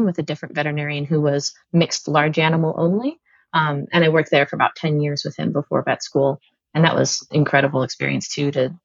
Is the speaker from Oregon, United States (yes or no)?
yes; Pleasant Hill, Oregon, United States; I actually grew up outside of Eugene, in Oregon, in a little town called Pleasant Hill